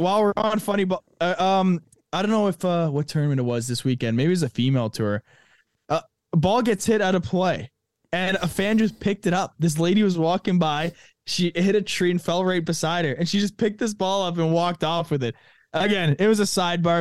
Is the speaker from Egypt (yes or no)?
no; Canada; a Canadian